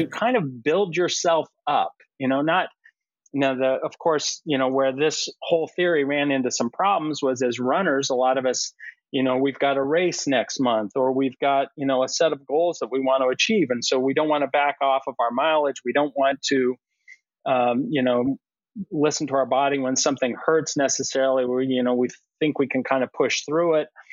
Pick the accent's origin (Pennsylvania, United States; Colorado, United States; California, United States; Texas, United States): Colorado, United States; moved away as an adult; now in Boston area, United States; I grew up in Colorado